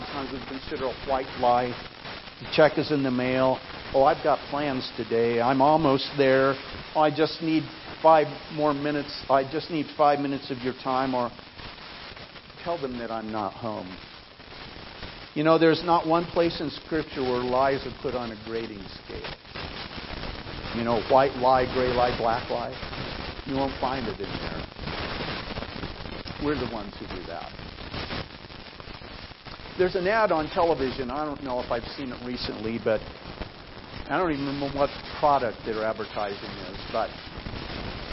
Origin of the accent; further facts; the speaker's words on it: Idaho, United States; I grew up in Idaho.